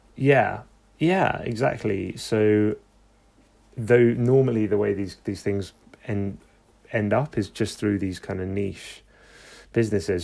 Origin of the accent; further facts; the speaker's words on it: London, United Kingdom; I'm from London